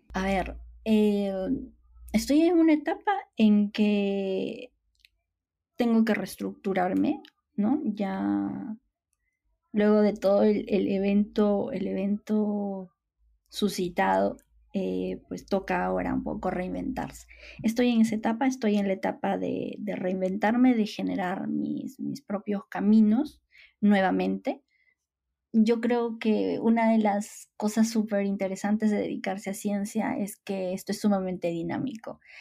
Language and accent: Spanish; Huaraz, Ancash, Peru; also born or lived in Madrid; En el Perú, una de las ciudades, además, donde yo nací y crecí, que es, que es Huaraz